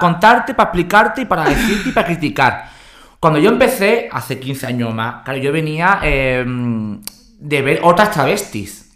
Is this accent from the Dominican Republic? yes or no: no; San Fernando, Andalusia, Spain; de San Fernando, de donde soy yo